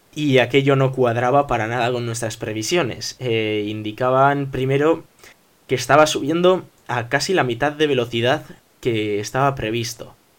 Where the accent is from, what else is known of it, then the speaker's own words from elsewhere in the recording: Bilbao, Basque Country, Spain; somos de Bilbao